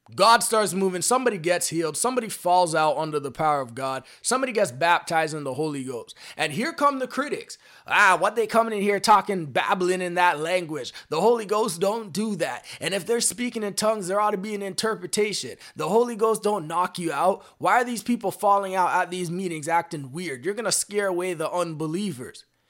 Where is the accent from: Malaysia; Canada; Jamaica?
Canada; I'm personally from Canada right now